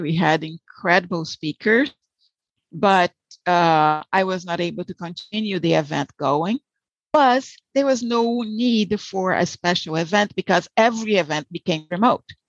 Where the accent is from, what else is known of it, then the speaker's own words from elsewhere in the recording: Salvador, Bahia, Brazil; English is a second language; moved away as an adult; also born or lived in Rio de Janeiro, Brazil / Florida, United States; now in United States; I was born in Rio, so I'm a Carioca, but raised in Salvador, so a Baiana